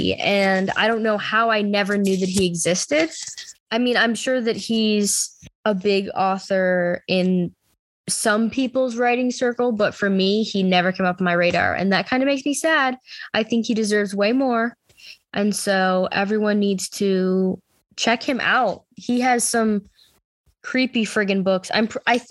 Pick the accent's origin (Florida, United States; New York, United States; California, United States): New York, United States; Buffalo; I'm from Buffalo